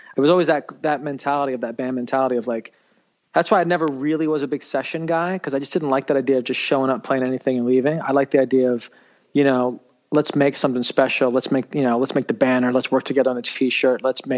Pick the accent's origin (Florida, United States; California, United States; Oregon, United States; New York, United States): New York, United States; New York City; Yeah, I grew up in New York City. I grew up in downtown in Manhattan.